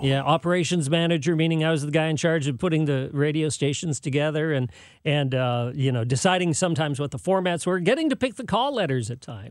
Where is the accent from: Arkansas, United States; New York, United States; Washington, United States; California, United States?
California, United States; San Jose; moved away; also born or lived in Chelsea, Massachusetts / Hollywood, California; I grew up in San Jose, California, in Silicon Valley.